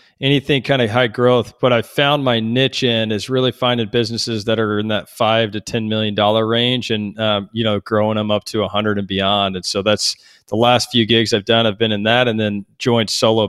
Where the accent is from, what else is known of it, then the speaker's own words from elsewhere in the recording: Texas, United States; growing up in Texas. I grew up on a 50-acre ranch